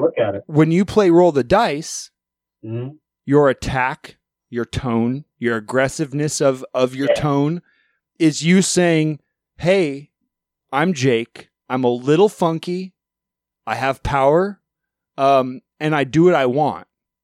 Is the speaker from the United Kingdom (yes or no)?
yes; England, United Kingdom; my drummer speaks Russian and my guitar player speaks French and I'm English, but I speak both poorly.